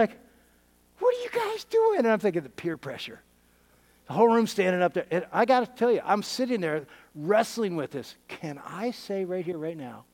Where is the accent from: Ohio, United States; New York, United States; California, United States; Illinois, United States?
Ohio, United States; Findlay; my hometown of Findlay, Ohio